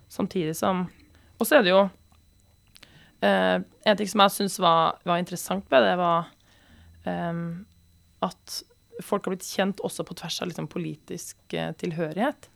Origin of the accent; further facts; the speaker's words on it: Trøndelag, Norway; som trønder